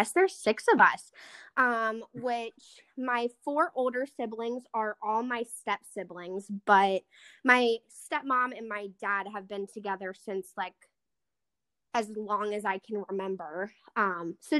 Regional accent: South Park, Pennsylvania, United States; I grew up in South Park

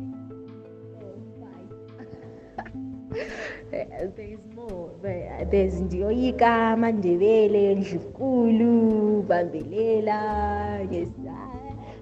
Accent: Zimbabwe; also born or lived in South Africa; I'm a South African born, Zimbabwean raised, and Bulawayo based musical artist

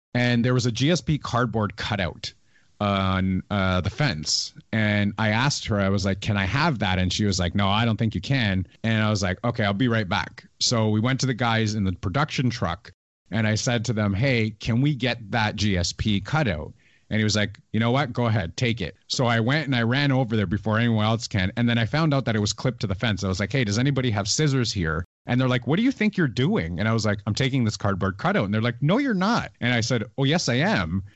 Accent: Canada; I'm a Canadian

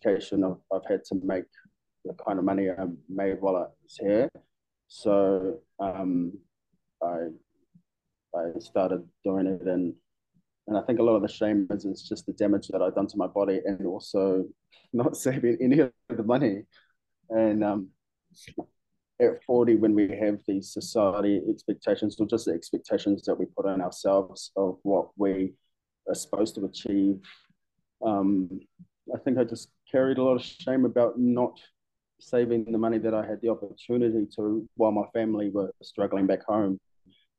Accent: Masterton, Wellington, New Zealand; moved away as an adult; now in Melbourne, Australia; I am originally from Aotearoa, a small city about an hour and a half north of Wellington, which is famously known for sheep shearing competition

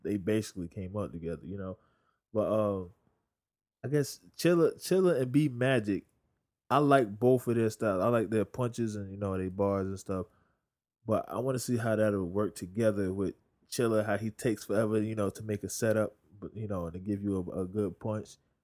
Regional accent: New York, United States; I'm from New York

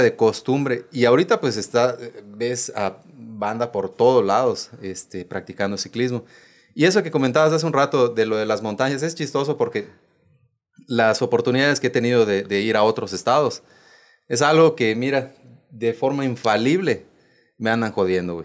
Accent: Bacalar, Quintana Roo, Mexico; soy de Bacalar

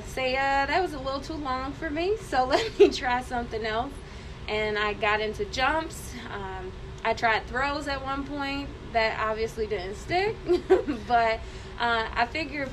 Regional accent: Cincinnati, Ohio, United States; moved away as an adult; also born or lived in Columbus; I'm originally from Cincinnati, so coming up to Columbus was a new experience.

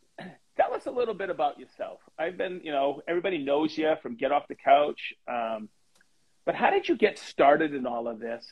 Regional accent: Maine, United States; now in Indianapolis, United States; I grew up in Maine

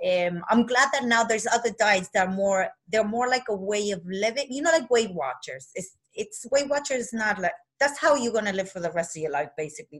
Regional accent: Argentina; moved away; I was raised in Argentina

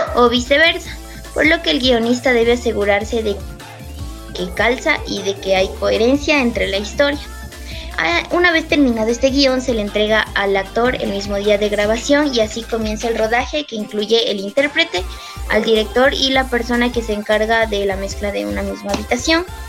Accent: Ecuador; soy de Ecuador

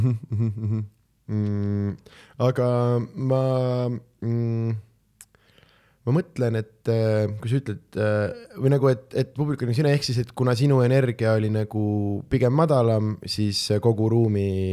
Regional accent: Southern Estonia, Estonia; me oleme kõik äh, Lõuna-Eestist

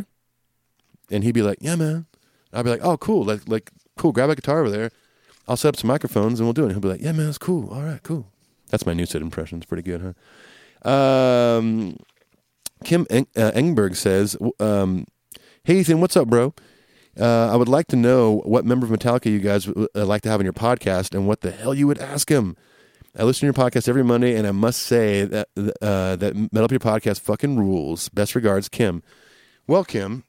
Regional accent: California, United States; Growing up in California, getting into punk rock, reggae, and ska music

